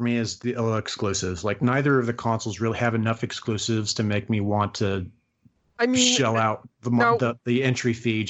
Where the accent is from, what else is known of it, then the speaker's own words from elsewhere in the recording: United States; I'm American.